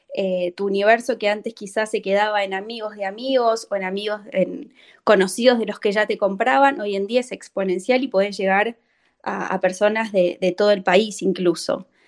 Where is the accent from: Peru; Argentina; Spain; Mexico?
Argentina